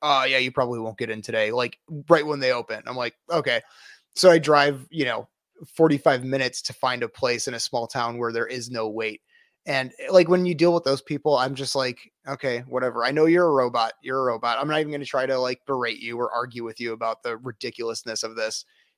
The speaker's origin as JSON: {"language": "English", "town": "Rockford", "region": "Illinois", "country": "United States", "said": "My parents are from Des Plaines. I'm from the Rockford area."}